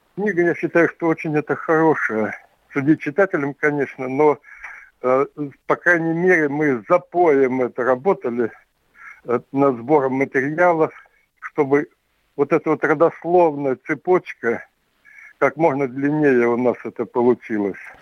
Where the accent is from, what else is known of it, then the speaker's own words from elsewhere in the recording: Tevriz, Omsk Oblast, Russia; очень много от родни вот осталось в Омске, Евризии, откуда я родом